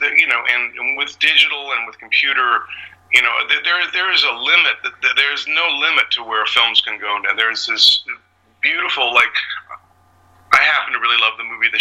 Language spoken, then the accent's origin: English; London, Ontario, Canada; moved away as an adult; also born or lived in Chicago; I grew up in London, Ontario